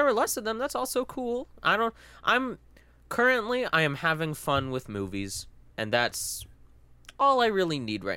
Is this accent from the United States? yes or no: no; Philippines; I'm Filipino